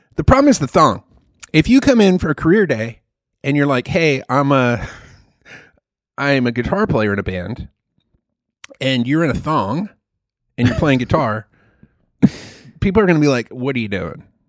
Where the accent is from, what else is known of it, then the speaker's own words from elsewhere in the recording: Malaysia; moved away as an adult; that's the Malaysian pronunciation, and I grew up in Malaysia most of my you know childhood and early adulthood.